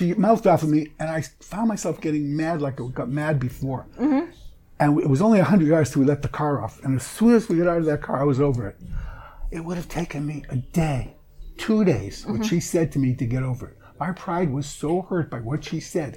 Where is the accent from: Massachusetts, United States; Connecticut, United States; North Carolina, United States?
Massachusetts, United States; Boston; I'm from Boston